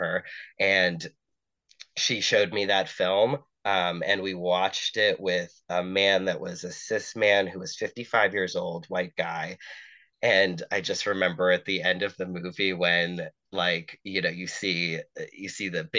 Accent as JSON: {"language": "English", "region": "Massachusetts", "country": "United States", "tie": "born or raised there", "also_born_or_lived": "New York", "moved": "yes", "said": "my home state of Massachusetts"}